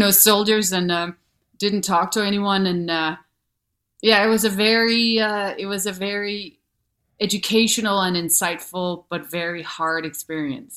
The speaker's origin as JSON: {"language": "English", "country": "Denmark", "also_born_or_lived": "New York", "accent": "thick accent", "second_language": "English", "moved": "as an adult", "said": "from Denmark"}